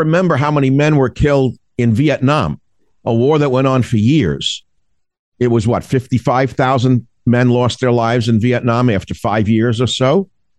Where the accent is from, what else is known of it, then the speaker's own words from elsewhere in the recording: United States; I'm an American